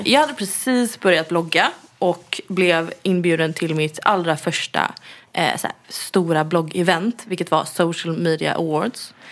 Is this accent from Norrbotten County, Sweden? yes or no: no; Gothenburg, Västra Götaland, Sweden; moved away; min familj som bor hemma i Göteborg